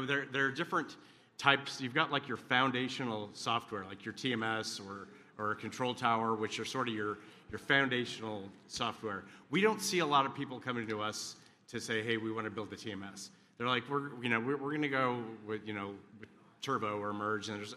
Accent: Texas, United States; we're both from Texas

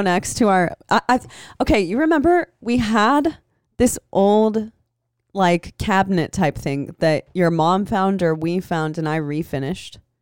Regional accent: Des Moines, Iowa, United States; also born or lived in Los Angeles; now in Santa Cruz, United States; I grew up in Des Moines

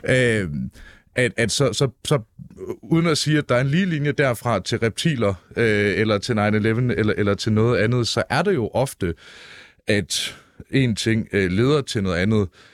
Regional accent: Jutland, Denmark; jeg er selv jyde, ikke så meget jyde

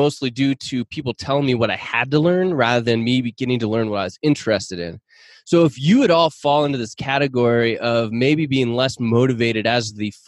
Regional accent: Seattle, Washington, United States; I grew up in the Seattle area or north of Seattle.

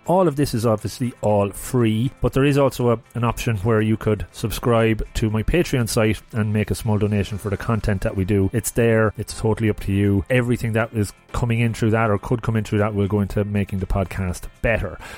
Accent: Longford, Leinster, Ireland; moved away; I'm originally from Longford

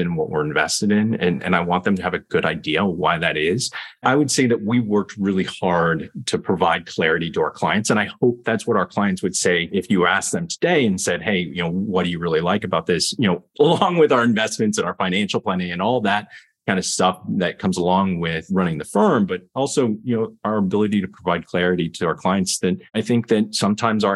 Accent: Lexington, Kentucky, United States; also born or lived in California / Columbus, Ohio; now in New York, United States; I grew up in Lexington, Kentucky.

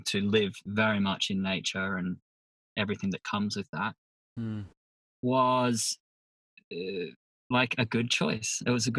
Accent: Sydney, New South Wales, Australia; Up Sydney, Northern Beaches. Right now I live on the road.

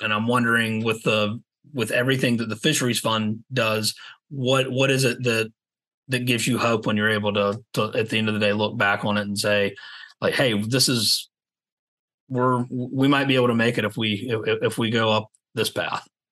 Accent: Savannah, Georgia, United States; now in Charleston, United States; I grew up in Savannah

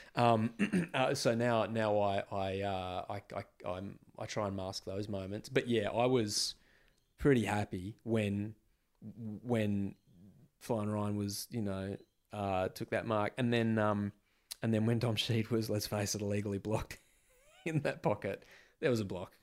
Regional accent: Western Australia, Australia; moved away as an adult; I'd always lived in W A up until about those sort of two thousand five, two thousand six Yeah, I'm, I moved away from Western Australia in two thousand five

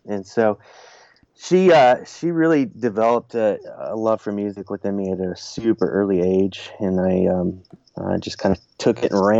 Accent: Washington, United States; also born or lived in Southern California / Nashville, Tennessee; No, I grew up, I was born in Washington State, and then traveled around a little bit. Spent some time in Southern California, and also about 20 years in Nashville, Tennessee.

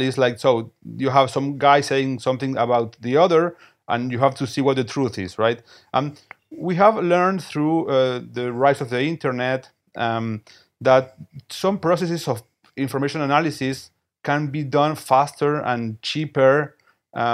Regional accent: Buenos Aires, Argentina; I am from Buenos Aires, Argentina

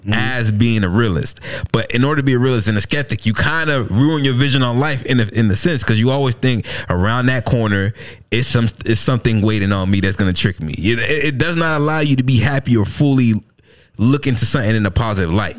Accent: United States

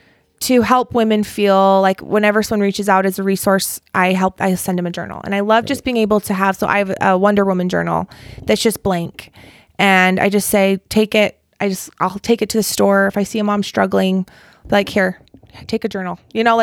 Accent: Provo, Utah, United States; Good old Provo. Okay. Still live in Provo.

